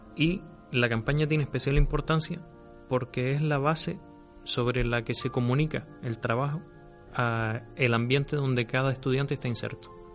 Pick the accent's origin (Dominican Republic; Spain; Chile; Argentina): Spain; Firgas, Canary Islands; also born or lived in Las Palmas; Digamos que soy natural de Las Palmas, criado en Firgas, así que me siento de Firgas